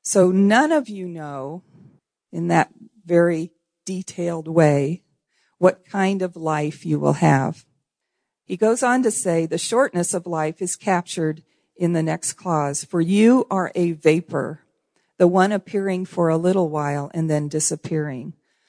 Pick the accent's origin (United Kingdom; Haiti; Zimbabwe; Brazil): Haiti; I'm also a missionary kid. That's a strong identity issue for me. And I grew up in Haiti. My parents were pioneer missionaries there in Haiti.